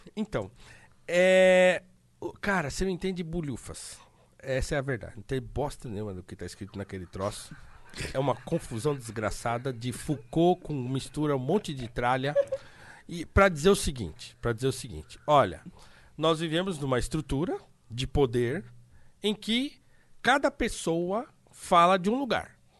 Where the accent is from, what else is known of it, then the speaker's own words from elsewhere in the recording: Brazil; enquanto brasileiros